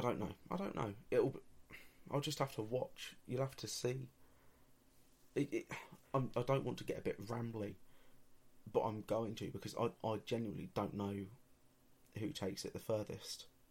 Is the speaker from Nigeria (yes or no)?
no; England, United Kingdom; for being English